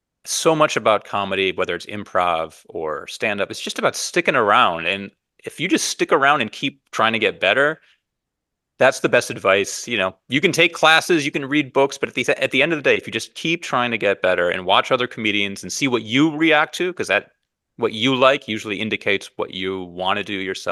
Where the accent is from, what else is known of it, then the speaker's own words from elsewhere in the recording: Evanston, Illinois, United States; I grew up in Evanston, Illinois. I would ride my bike to the Evanston Public Library and check out a record of his comedy and listen to it.